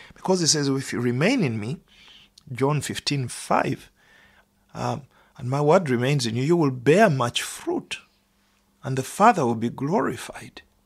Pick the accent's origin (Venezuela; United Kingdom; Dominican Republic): United Kingdom; as British people